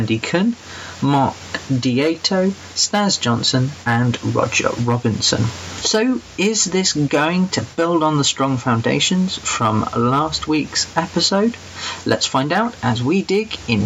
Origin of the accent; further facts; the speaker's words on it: England, United Kingdom; I'm that English guy